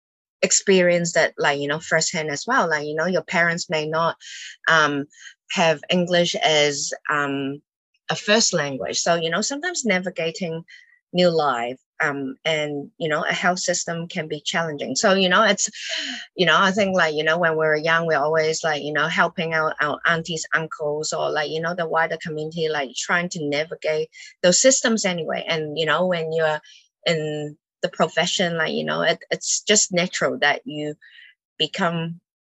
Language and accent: English; Auckland, New Zealand; also born or lived in Hong Kong / United Kingdom; I moved to New Zealand when I was 9 from Hong Kong. Now pretty much a Kiwi now.